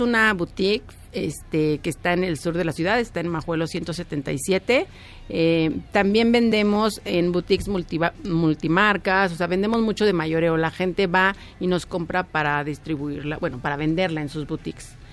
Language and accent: Spanish; Mexico; como diseñadora mexicana